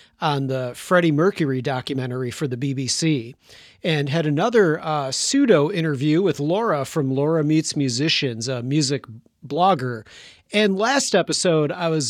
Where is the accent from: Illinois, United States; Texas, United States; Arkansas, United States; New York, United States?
Illinois, United States; Chicago; my hometown of Chicago